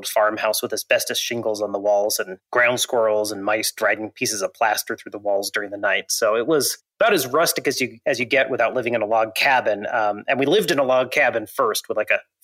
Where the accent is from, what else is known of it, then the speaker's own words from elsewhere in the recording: Montana, United States; I grew up in Montana, still live there, in fact, not too far from my childhood home.